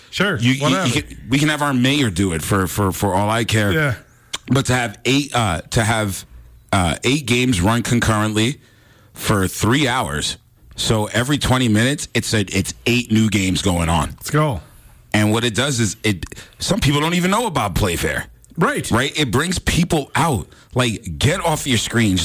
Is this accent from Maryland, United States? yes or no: no; New York, United States; moved away; growing up in New York